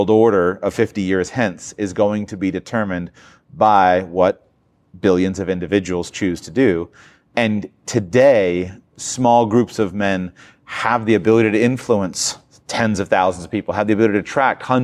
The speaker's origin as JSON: {"language": "English", "country": "United States", "said": "I come from the United States of America"}